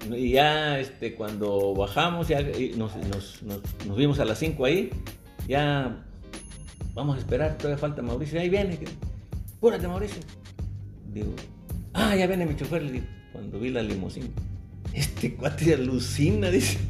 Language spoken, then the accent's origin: Spanish; Veracruz, Mexico; Me dice, ¿dónde eres? Le digo, Veracruz